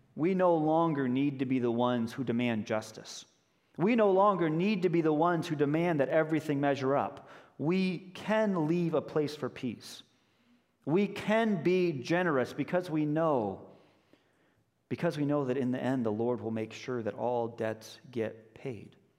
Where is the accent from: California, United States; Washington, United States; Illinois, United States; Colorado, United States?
Colorado, United States; Denver; moved away as an adult; also born or lived in Chicago area; now in Chicago, United States; I grew up in Denver, but I went to college here in the Chicago area